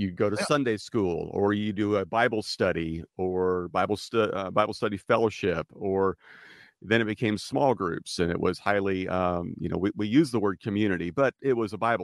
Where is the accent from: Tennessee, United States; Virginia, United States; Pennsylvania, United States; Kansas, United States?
Kansas, United States; Wichita; also born or lived in Los Angeles, California; now in California, United States; I grew up in Wichita, Kansas, and it was during the 80s.